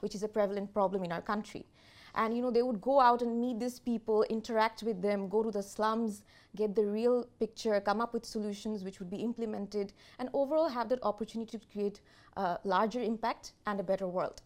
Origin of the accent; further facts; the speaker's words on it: Bangladesh; I'm from Bangladesh, and I'm currently leading the employer brand agenda in Bangladesh